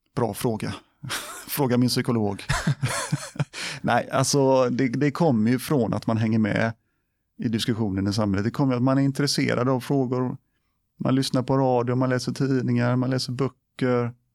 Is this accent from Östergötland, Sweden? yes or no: no; Gothenburg, Västra Götaland, Sweden; moved away as an adult; also born or lived in Biskopsgården, Gothenburg; now in Borås, Sweden; jag föddes, föddes i Biskopsgården. Där, ja. Jag bodde där tills jag var sex år. Sen så flyttade vi till Kärra. Ja på Hisingen. Eh, och där bodde jag tills jag flyttade hemifrån.